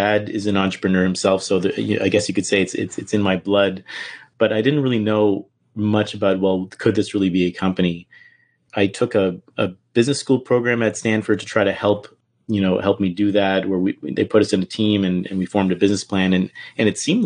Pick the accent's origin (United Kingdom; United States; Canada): Canada; moved away as an adult; I'm from Canada